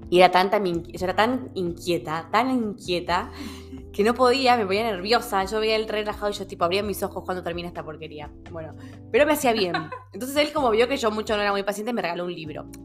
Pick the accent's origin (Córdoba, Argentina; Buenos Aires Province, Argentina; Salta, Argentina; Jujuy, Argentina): Salta, Argentina; also born or lived in Buenos Aires; Soy de acá de Salta. Nací en Betam.